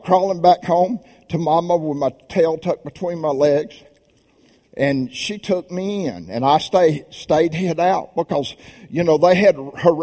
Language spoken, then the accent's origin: English; Birmingham, Alabama, United States; I'm from Birmingham, Alabama. I'm a good Southern boy